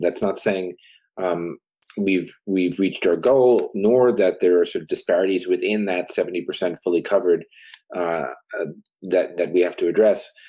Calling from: Connecticut, United States; I'm calling from Connecticut um, in the United States in the Northeast.

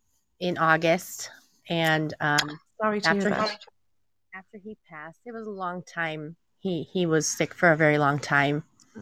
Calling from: Illinois, United States; I'm calling in from Illinois.

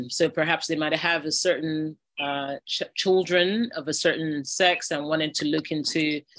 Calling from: Nigeria; I mean, I'm speaking from Nigeria, but of course, the podcast uh, listeners are from across the globe.

